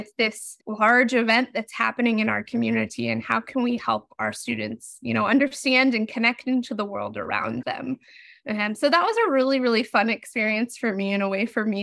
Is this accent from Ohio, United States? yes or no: no; Utah, United States; moved away; I'm from Utah originally, so I was in high school during the 2002 Olympics